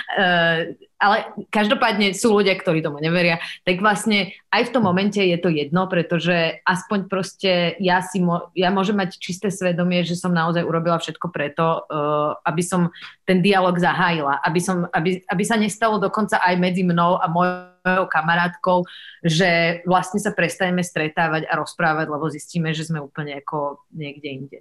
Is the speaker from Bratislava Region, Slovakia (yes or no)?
yes; Bratislava, Bratislava Region, Slovakia; aj keď som zo Slovenska, ale tým, že som vyrastala a žila na západe a v Bratislave